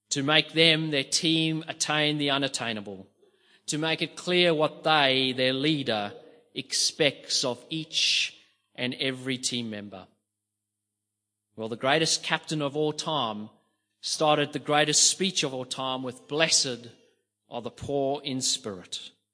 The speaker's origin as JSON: {"language": "English", "country": "South Africa", "tie": "born or raised there", "said": "growing up in South Africa, poverty was in my face every single"}